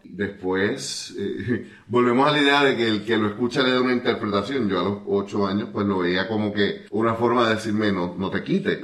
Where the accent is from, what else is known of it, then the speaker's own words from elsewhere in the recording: Puerto Rico; uno como puertorriqueño